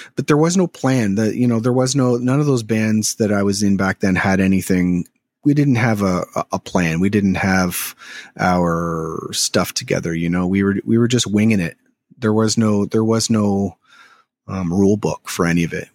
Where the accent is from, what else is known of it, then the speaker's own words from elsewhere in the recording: Toronto, Ontario, Canada; also born or lived in Chatham, Ontario; now in Philadelphia, United States; I'm from the Toronto area. um, originally, but I was born in Chatham, Ontario, which is, I, I would say it's close to Windsor, or which is basically across from Detroit, most of my life in Toronto growing up